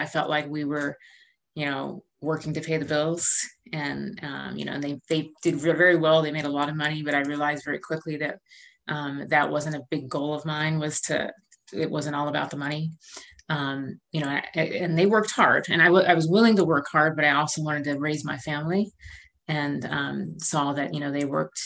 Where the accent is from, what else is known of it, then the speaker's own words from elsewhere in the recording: suburbs outside Philadelphia, Pennsylvania, United States; moved away as an adult; also born or lived in Rochester, New York / New Haven, Connecticut; now in Charlottesville, United States; I grew up in Pennsylvania in the suburbs outside Philadelphia